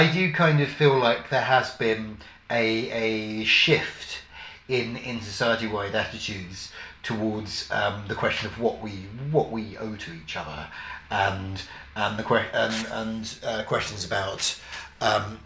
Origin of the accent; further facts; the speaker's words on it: London, United Kingdom; I grew up in Havering, out on London's eastern fringe